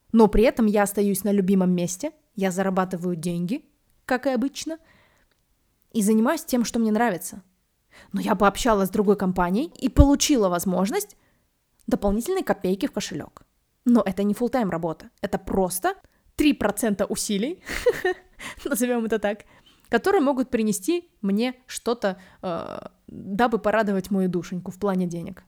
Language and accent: Russian; Minsk, Belarus; also born or lived in New York; Я из Минска, и я первый раз приехала в Москву уже после того, как пожила в Нью-Йорке